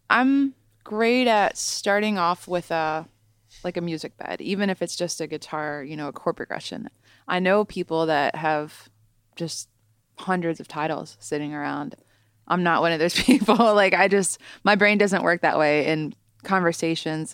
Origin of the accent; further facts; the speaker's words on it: Southern Ohio, United States; also born or lived in Columbus, Ohio; I'm from Southern Ohio, but I moved up to Columbus and went to Ohio State for college